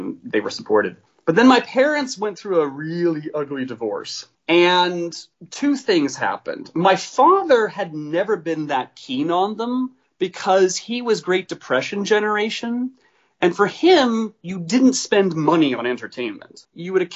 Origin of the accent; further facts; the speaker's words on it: Story City, Iowa, United States; I grew up in Story City, Iowa, which is a small town of about 3,000 people